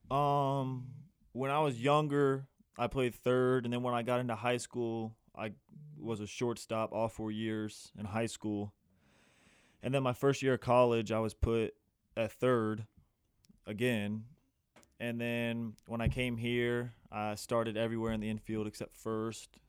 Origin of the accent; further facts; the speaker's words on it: Atlanta, Georgia, United States; I'm from Atlanta, Georgia.